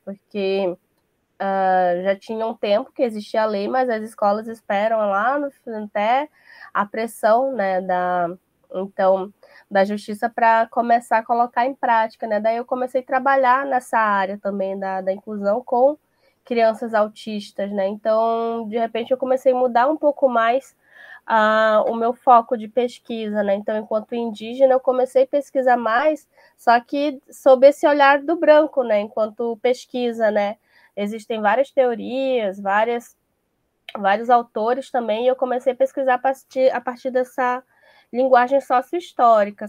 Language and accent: Portuguese; Manaus, Amazonas, Brazil; also born or lived in São Gabriel da Cachoeira; eu já cresci em Manaus e a minha família vem de São Gabriel da Cachoeira